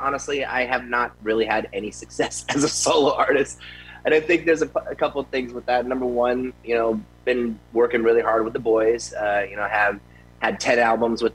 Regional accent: Tampa, Florida, United States; now in Las Vegas, United States; I am from Tampa. I grew up in Tampa when I was 8 years old

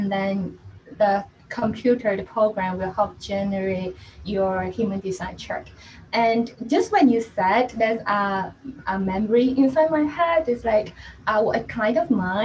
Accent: Hong Kong; I'm actually from Hong Kong

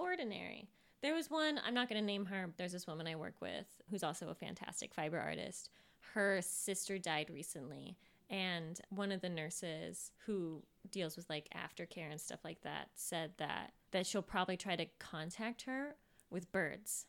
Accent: Sacramento, California, United States; I was born in Sacramento.

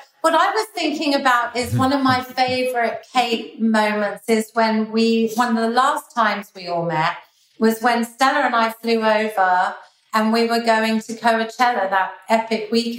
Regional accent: London, United Kingdom; And then we go to Scotland and we grew up in London. And then we'd go to New York to see family all the time.

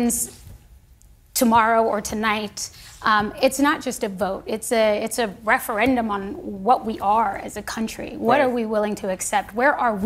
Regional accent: United States; I am a patriot. I am an American

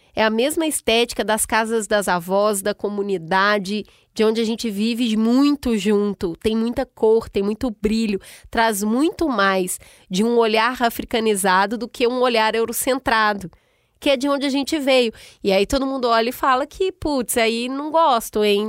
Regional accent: Brazil; moved away; como brasileira lá fora

